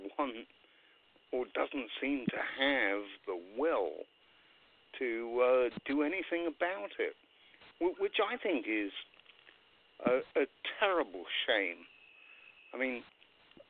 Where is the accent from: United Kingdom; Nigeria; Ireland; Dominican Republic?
United Kingdom; England; now in United States; I come from England, as you've probably guessed by my accent.